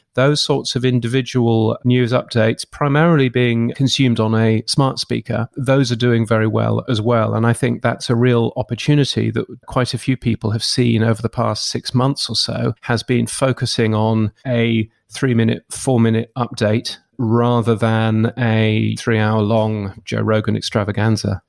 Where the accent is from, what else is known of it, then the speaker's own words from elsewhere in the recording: United Kingdom; I grew up in the U K, as you can tell from my ridiculous accent